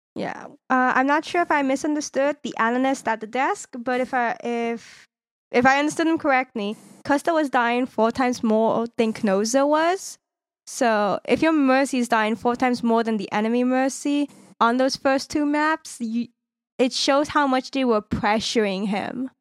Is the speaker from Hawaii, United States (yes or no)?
no; California, United States; I'm from California